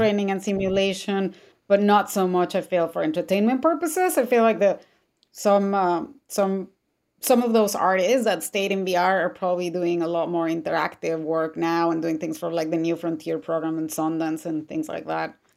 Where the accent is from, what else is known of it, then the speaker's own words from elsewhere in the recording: Mexico City, Mexico; moved away; I'm originally from Mexico City